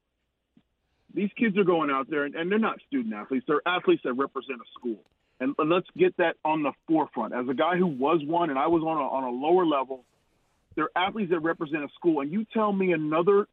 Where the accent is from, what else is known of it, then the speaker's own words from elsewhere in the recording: New Jersey, United States; I grew up in New Jersey